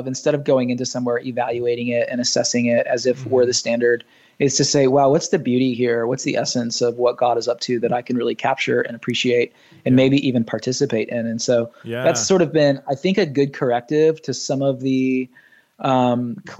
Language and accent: English; Nashville and Orlando, the South, United States; moved away as an adult; also born or lived in Michigan / Los Angeles / Atlanta / New York City; I was born in Michigan, but raised in Nashville and Orlando